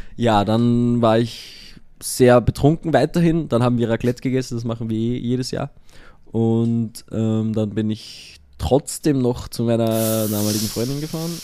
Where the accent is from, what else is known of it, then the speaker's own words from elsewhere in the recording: Allerheiligen, Austria; moved away; mein Weihnachten mit meiner Mama in Allerheiligen, da wo ich aufgewachsen bin